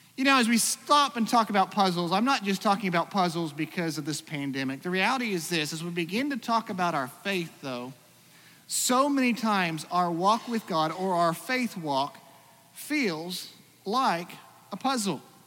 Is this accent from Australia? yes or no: yes; Australia; moved away; also born or lived in Iowa; for most of my growing up, I grew up in Australia